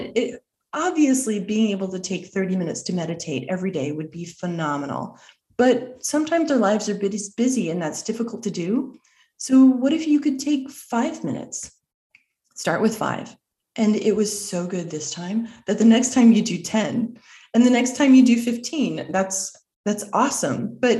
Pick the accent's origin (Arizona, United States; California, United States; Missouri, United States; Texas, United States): Arizona, United States; I'm from Arizona.